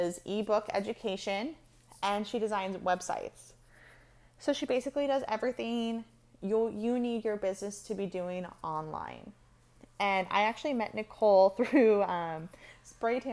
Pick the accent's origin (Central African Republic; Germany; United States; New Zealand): United States; California; I grew up in California, like 30 minutes from the beach